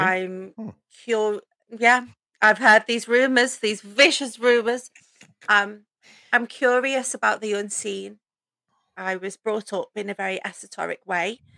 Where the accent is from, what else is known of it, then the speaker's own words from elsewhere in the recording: the Wirral, near Liverpool, North West England, United Kingdom; also born or lived in North Wales; I grew up um, just outside of Liverpool in a place called the Wirral, which kind of borders onto North Wales.